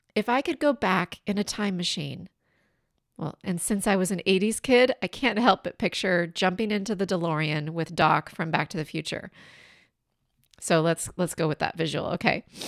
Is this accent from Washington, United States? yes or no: yes; southeastern Washington State, United States; now in California, United States; my hometown in southeastern Washington State.